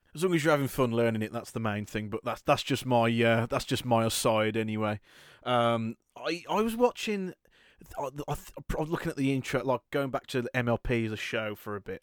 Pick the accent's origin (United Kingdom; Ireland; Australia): United Kingdom; british people we are easily the worst at learning a second language i'm no exception